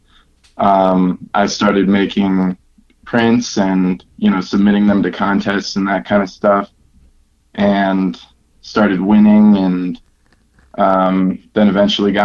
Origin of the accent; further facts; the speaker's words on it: Milwaukee, Wisconsin, United States; now in Denver, United States; I'm from Milwaukee, Wisconsin. I'm now living in Denver.